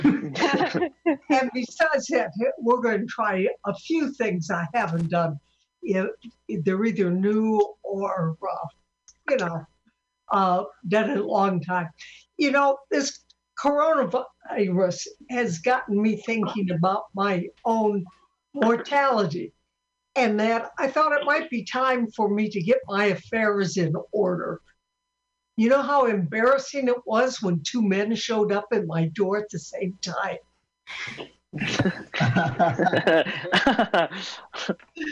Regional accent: Sioux City, Iowa, United States; I'm from Sioux City, Iowa

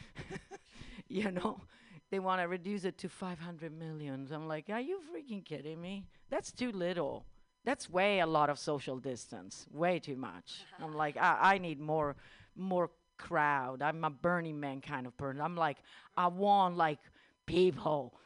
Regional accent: Italy; moved away; I'm Italian

